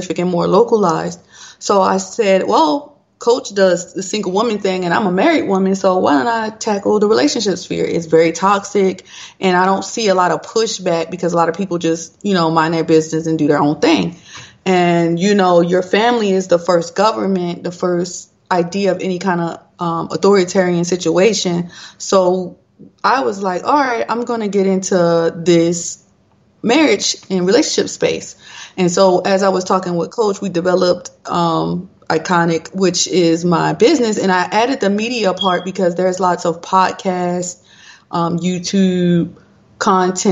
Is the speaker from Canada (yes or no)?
no; Baltimore, Maryland, United States; now in Georgia, United States; I hail from Georgia. I'm originally from Baltimore, Maryland